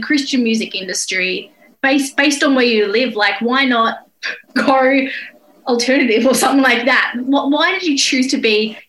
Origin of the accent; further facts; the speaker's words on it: Australia; And as Australian, it's very strange for me whenever I visit.